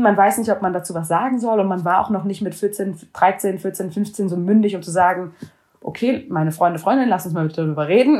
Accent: Germany; jüdisch aufgewachsen in Deutschland

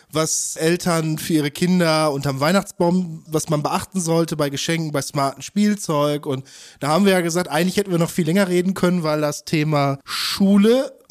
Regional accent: North Rhine-Westphalia, Germany; ich komme aus dem Ruhrgebiet und äh, da gab es dann auch die Frage, ich habe in Bochum studiert

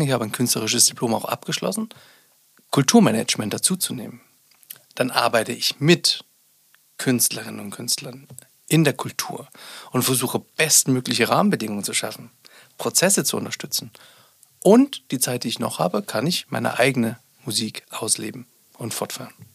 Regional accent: Sonneberg, Thuringia, Germany; ich bin ja auch ein Kind des Ostens, also ich bin in Sonneberg geboren, war zwölf Jahre, nee, 13 Jahre war ich, als die Wende begann.

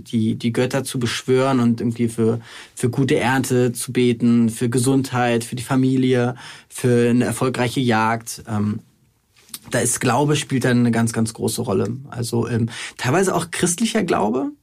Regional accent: Germany; als Deutsche, als Mitteleuropäer

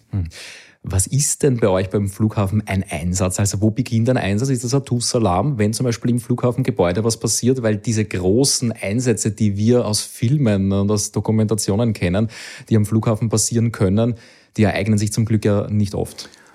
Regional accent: Austria; komme ich doch irgendwo aus der Gegend

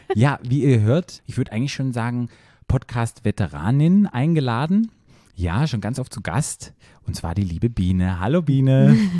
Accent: Black Forest, Baden-Württemberg, Germany; moved away; ich komme ja aus dem Dorf aus dem Schwarzwald

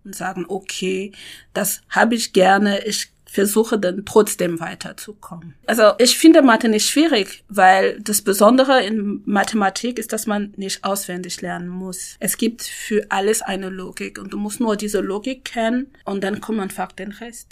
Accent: Cameroon; German is a second language; moved away as an adult; now in Hamburg, Germany; ich bin in Kamerun geboren, aufgewachsen und bin erst mit 20 nach Deutschland gekommen

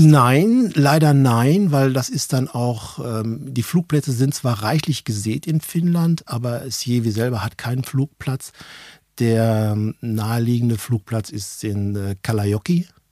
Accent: Ruhr area, near Dortmund, North Rhine-Westphalia, Germany; accent: Ruhrpott; moved away as an adult; also born or lived in Hanover, Lower Saxony; Ich bin aus dem Ruhrgebiet, gebürtig dort, aufgewachsen, Ruhrpottler

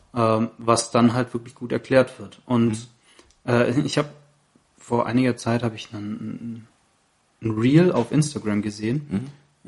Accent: Baden-Württemberg, Germany; also born or lived in Saarland; ich bin auch im Saarland geboren, aber hier in Baden-Württemberg aufgewachsen

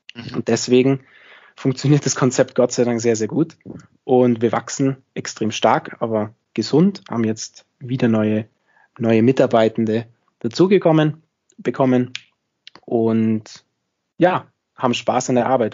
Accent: near Munich, Bavaria, Germany; moved away as an adult; also born or lived in Innsbruck, Austria; now in Austria; komme ursprünglich aus der Nähe von München. Das heißt, ich bin auch, wie man in Österreich sagt, ein sogenannter Zurgroster. Ähm, das heißt, man hört es vielleicht an meinem Akzent, ich bin nicht ganz aus Österreich

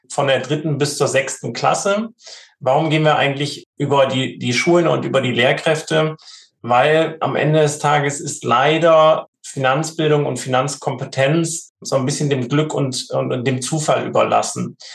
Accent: Hamburg, Germany; Ich wohne auch in Hamburg, wir kommen alle aus Hamburg

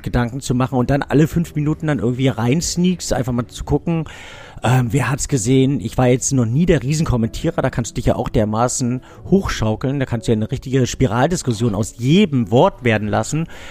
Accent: Düsseldorf, North Rhine-Westphalia, Germany; born or raised there

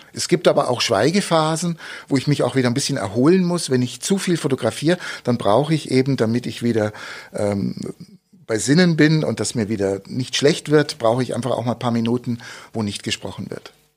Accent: Munich, Bavaria, Germany; now in Augsburg, Germany; Ich bin in München geboren, schöne Stadt, äh, als Kind dort aufgewachsen

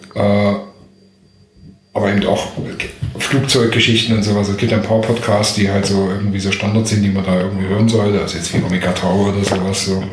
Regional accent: Dresden, Saxony, Germany; now in Berlin, Germany; ich komme aus Dresden, hört man wahrscheinlich auch noch

